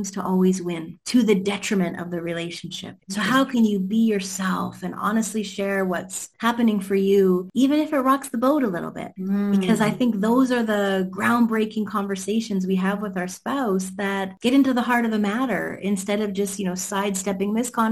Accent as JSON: {"language": "English", "country": "Canada", "said": "because I'm from Canada."}